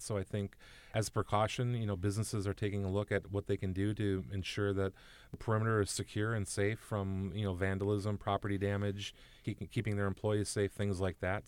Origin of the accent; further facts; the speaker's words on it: Minnesota, United States; I'm a Minnesotan through and through, born, raised